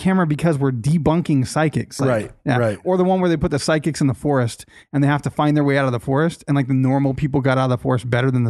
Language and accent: English; Boston, Massachusetts, United States; Yeah. I'm a Bostonian.